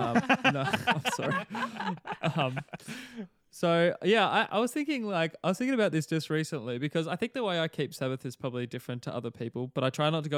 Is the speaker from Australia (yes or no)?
yes; Australia; now in New Zealand; a lot of the Kiwis here have not even realized I'm Australian, because my accent, it hasn't become a Kiwi accent, but it's just not a very pronounced Australian one.